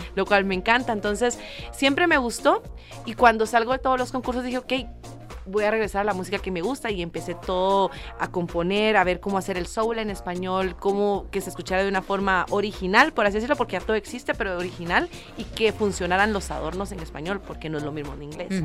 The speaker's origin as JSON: {"language": "Spanish", "country": "Guatemala", "said": "soy de Guatemala, cantante y compositora"}